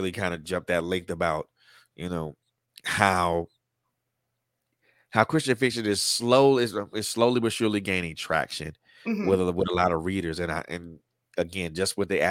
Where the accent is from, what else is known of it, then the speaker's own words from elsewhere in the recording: Atlanta, Georgia, United States; you were right here in my hometown